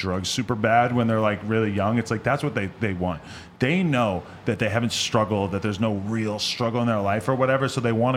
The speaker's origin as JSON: {"language": "English", "town": "Nashua", "region": "New Hampshire", "country": "United States", "moved": "yes", "said": "I'm from Nashua, fucking New Hampshire"}